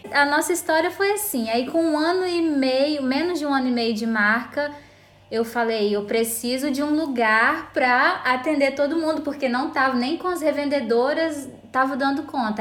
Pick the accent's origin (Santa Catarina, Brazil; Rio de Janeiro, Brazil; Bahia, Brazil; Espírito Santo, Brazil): Espírito Santo, Brazil; Vitória; A gente é de Vitória, Espírito Santo, mas nossa fábrica fica no interior do estado, que é em São Mateus